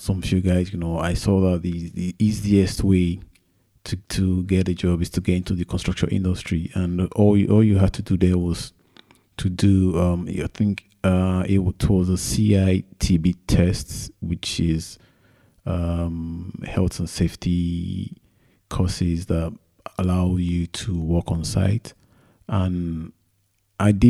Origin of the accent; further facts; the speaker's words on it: Lagos, Nigeria; moved away as an adult; now in United Kingdom; I was born in Lagos, Nigeria. And that was where I did all my schooling, from primary school to secondary school to university.